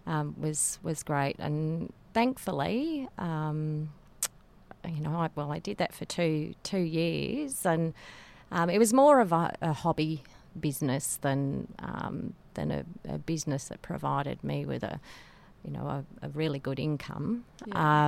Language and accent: English; Darwin, Northern Territory, Australia; moved away as an adult; also born or lived in McMinns Lagoon; now in Nhulunbuy, Australia; I'm a Darwin girl